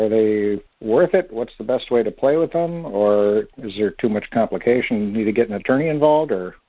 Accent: Wisconsin, United States; now in Fort Myers, United States; I am from Wisconsin, but I'm currently in Fort Myers, Florida.

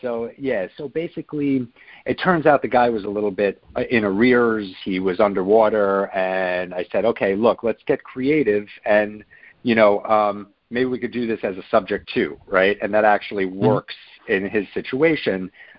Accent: Hoboken, New Jersey, United States; I'm from Hoboken, New Jersey.

